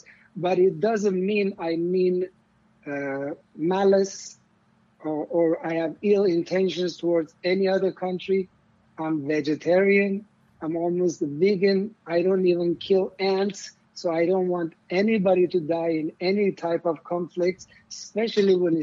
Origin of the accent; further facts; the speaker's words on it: Iran; moved away as an adult; now in Los Angeles, United States; I'm coming from Iran